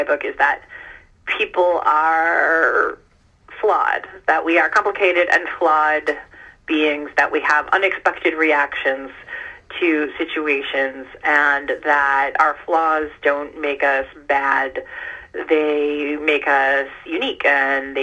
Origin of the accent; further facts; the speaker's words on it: Iran; now in United States; I was born in Iran